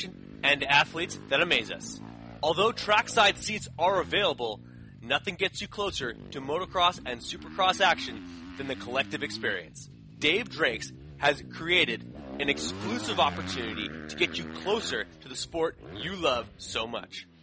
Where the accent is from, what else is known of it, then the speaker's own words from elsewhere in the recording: Canada; I'm from Canada